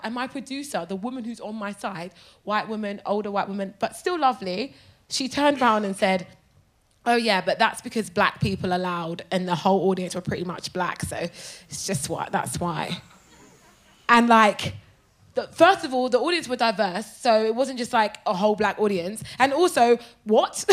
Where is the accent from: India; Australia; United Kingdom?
United Kingdom; Brighton, South East England; My mum bought a hotel in Brighton when I was 14. So I grew up in Brighton